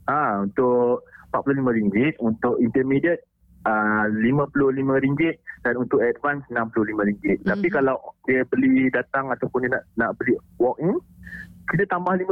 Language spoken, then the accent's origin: Malay; Kuala Lumpur, Malaysia; now in Langkawi, Malaysia; walaupun saya dari KL, mm nak kena pindah ke Langkawi tu